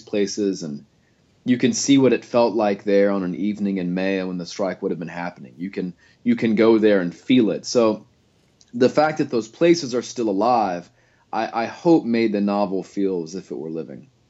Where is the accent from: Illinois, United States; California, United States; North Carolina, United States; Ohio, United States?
North Carolina, United States; Gastonia; also born or lived in Louisiana; now in Wilmington, United States; I was raised in Gastonia